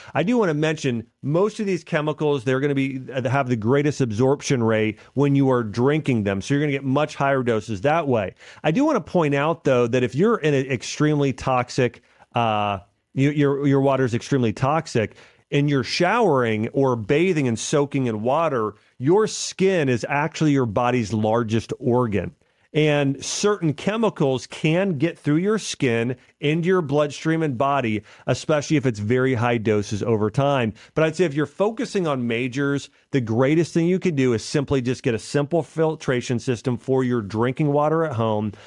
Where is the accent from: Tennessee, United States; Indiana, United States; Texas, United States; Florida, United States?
Tennessee, United States; Nashville; Nashville, Tennessee, which is my hometown here